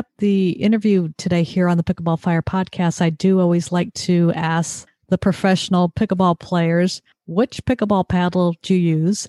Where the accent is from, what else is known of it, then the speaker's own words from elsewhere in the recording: Orange County, California, United States; now in Connecticut, United States; And I grew up in Orange County